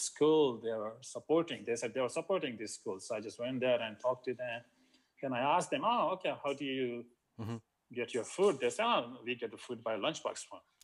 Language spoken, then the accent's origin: English; India; moved away as an adult; also born or lived in Australia; I grew up in India, so I've seen poverty